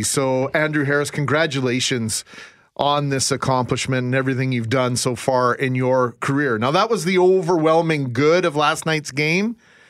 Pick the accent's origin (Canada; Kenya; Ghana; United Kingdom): Canada; I'm Canadian, I guess.